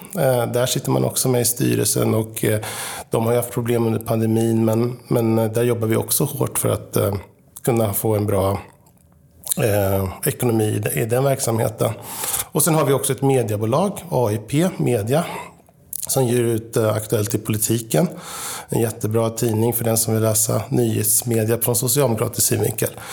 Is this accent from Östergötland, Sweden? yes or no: yes; Linköping, Östergötland, Sweden; moved away as an adult; now in Sollentuna, Sweden; bor just nu i Sollentuna sedan 1996, men är född och uppväxt i Linköping